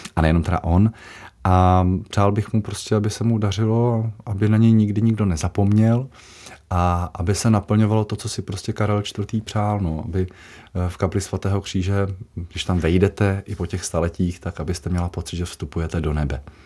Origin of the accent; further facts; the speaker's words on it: Jaroměřice nad Rokytnou, Vysočina Region, Czechia; Jaroměřického zámku, odkud pocházím, z Jaroměřic nad Rokytnou